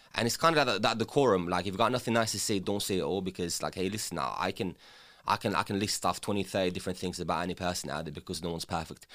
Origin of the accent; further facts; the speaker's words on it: England, United Kingdom; English is a second language; also born or lived in former Yugoslavia; growing up in England without speaking the language and having to learn the language